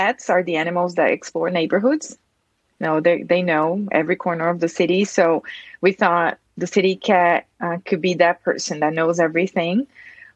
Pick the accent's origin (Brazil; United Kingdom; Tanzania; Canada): Brazil; moved away as an adult; now in United States; I'm from Brazil. I immigrated here to the U.S. about 16 years ago.